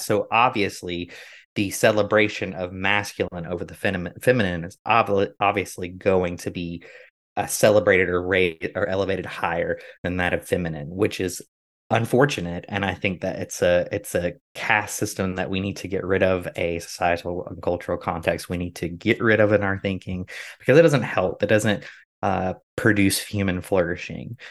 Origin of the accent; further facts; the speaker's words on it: United States; growing up in America